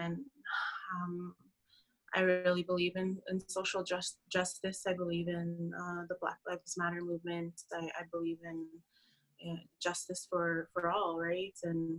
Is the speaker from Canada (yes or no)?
yes; Saddle Lake Cree Nation, Alberta, Canada; moved away as an adult; now in Red Deer, Canada; I'm originally from Satellite Cree Nation here in Alberta, and I've been living in Red Deer now for 7 years